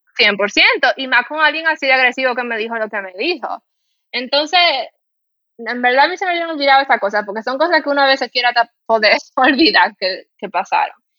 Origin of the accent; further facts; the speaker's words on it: Dominican Republic; accent: Dominican; moved away as an adult; also born or lived in Spain; cuando me decían, "¿De dónde tú eres?" y yo le decía que yo era dominicana